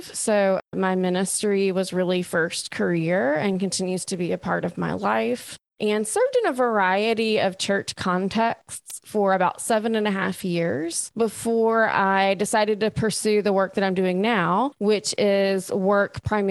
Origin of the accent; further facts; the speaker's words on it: Alabama, United States; moved away as an adult; also born or lived in Texas / Oklahoma; now in Austin, United States; I'm from Alabama, born and raised there